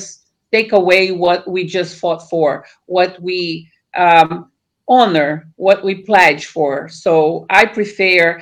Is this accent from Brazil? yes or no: yes; Brazil; moved away as an adult; now in United States; I was born in Brazil. I live in America more than 30 years.